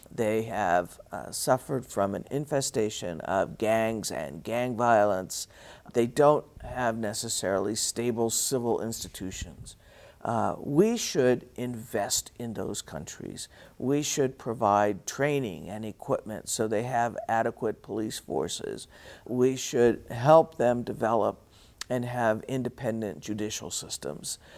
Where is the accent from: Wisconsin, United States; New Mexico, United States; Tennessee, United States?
New Mexico, United States; moved away as an adult; also born or lived in Arizona; I grew up here in New Mexico.